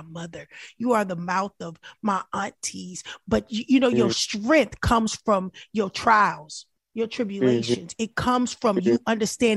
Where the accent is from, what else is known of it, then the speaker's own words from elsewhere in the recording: California, United States; I'm from California